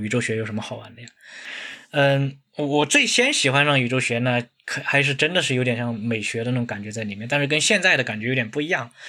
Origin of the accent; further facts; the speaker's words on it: China; 比如说我们中国人，我们有，都有两种说法哈